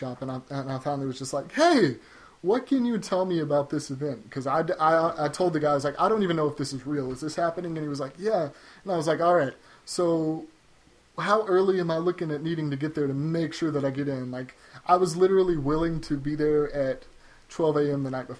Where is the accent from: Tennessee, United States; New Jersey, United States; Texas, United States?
Tennessee, United States; Nashville; I'm from Nashville, so I thought, you know what, that would be great.